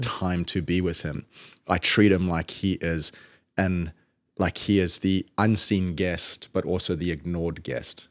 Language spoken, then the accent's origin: English; Zimbabwe; now in Georgia, United States; when I was little, growing up in Zimbabwe